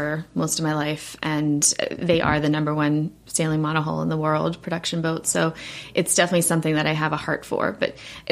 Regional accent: South Africa; moved away; we're originally from South Africa, my family

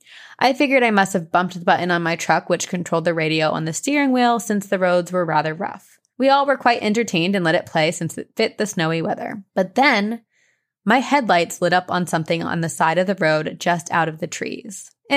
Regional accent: Pensacola, Florida, United States; also born or lived in New Orleans; I was born in New Orleans and raised in the actual oldest town in the U.S., Pensacola, Florida.

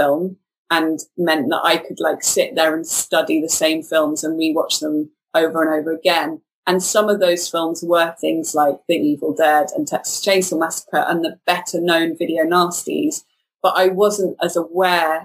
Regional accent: Wales, United Kingdom; moved away; also born or lived in London; I'm from Wales originally and kind of moved to London when I was younger because I wanted to become a filmmaker.

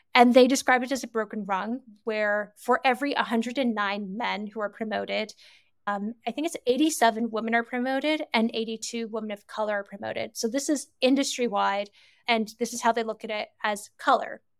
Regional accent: Canada; moved away as an adult; also born or lived in United Kingdom / France / China / Singapore; I'm originally born and raised in Canada

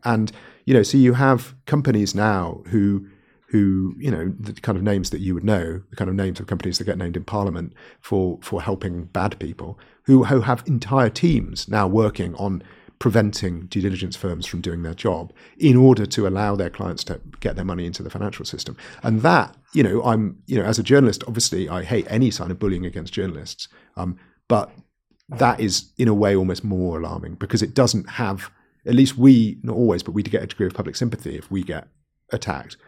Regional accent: Wales, United Kingdom; I'm from Wales

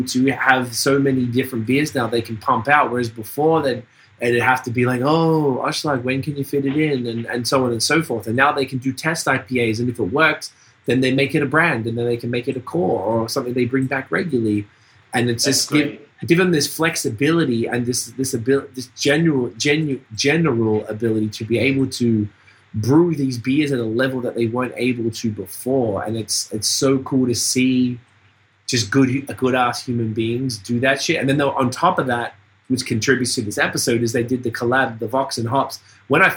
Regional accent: Australia; moved away; I'm from Australia

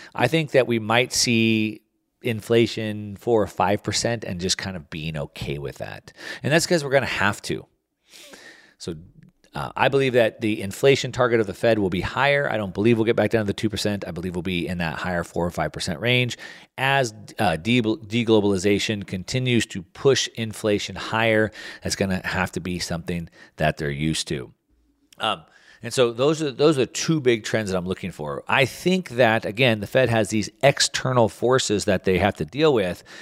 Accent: United States; I'm an American

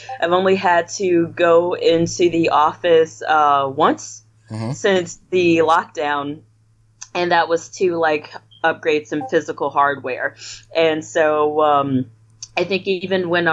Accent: Illinois, United States; also born or lived in Louisiana; Originally I'm from Illinois

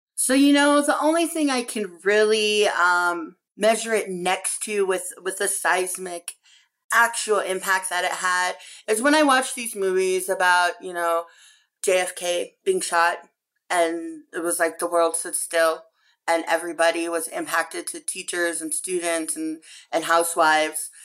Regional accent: Pine Ridge Reservation, South Dakota, United States; I come from the Ridge Reservation.

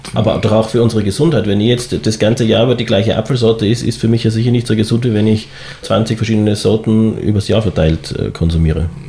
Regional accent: Tyrol, Austria; ich als Tiroler

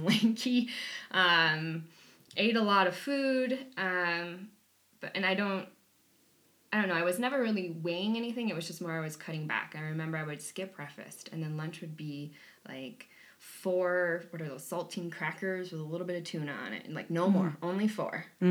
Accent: Wisconsin, United States; I come from Wisconsin. I come from humble backgrounds, working class family.

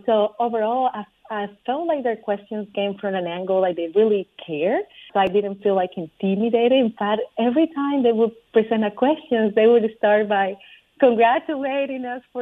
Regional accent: Colombia; English is a second language; now in Charlotte, United States; when I moved to the U.S. as an immigrant from Colombia, I didn't speak English

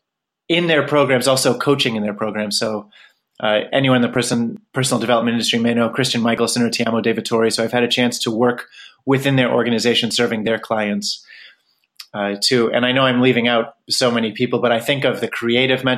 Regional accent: Pennsylvania, United States; moved away as an adult; I grew up in Pennsylvania

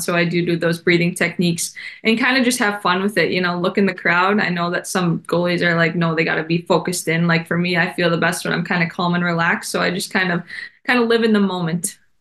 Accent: Minnesota, United States; my home state

